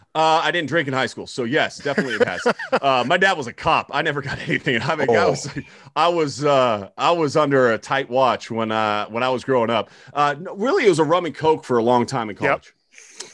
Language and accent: English; Southern California, United States; I was from Southern California